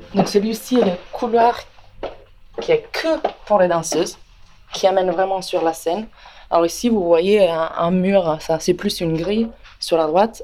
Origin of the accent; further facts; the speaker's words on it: Parma, Emilia-Romagna, Italy; French is a second language; moved away as an adult; now in Paris, France; je suis italienne